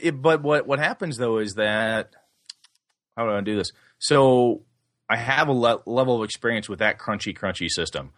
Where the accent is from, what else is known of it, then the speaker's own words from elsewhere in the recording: D.C. Everest area, Wisconsin, United States; Evercon is that little, uh, game convention up in my hometown for the D C Everest Game Club